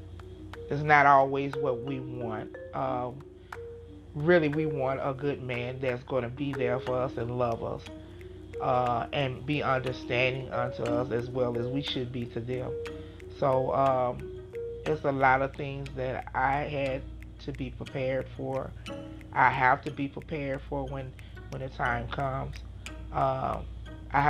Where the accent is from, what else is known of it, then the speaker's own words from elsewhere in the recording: Chicago, Illinois, United States; I grew up in Chicago, Illinois